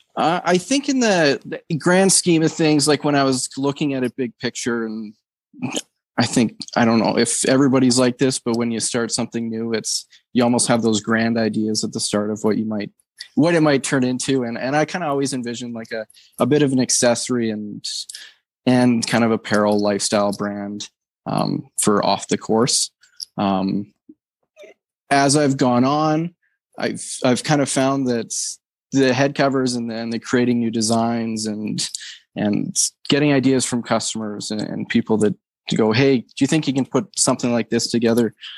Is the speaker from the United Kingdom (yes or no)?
no; Canada; as a Canadian